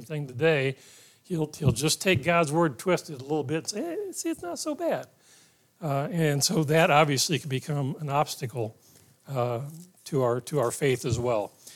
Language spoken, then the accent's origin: English; Ohio, United States; My parents took me to church at the end of the street when we grew up in Ohio